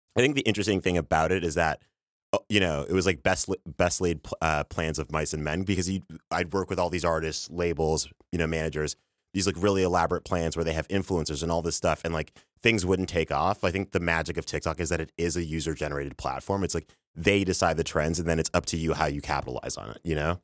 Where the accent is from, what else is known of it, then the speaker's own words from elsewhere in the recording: Toronto, Ontario, Canada; now in New York, United States; You can't hear it in my, in my voice or my accent, but I'm from Canada. I'm from Toronto